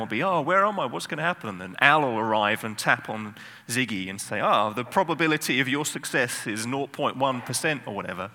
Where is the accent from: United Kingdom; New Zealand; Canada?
United Kingdom; England; I'm English